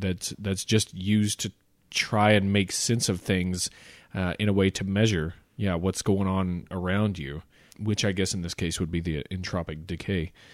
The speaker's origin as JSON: {"language": "English", "region": "the South", "country": "United States", "said": "I'm from the South"}